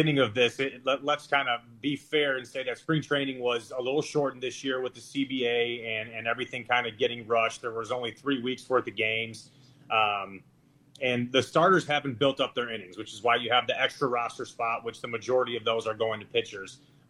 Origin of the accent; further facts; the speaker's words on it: Chicago, Illinois, United States; I grew up in Chicago. That's where I am right now.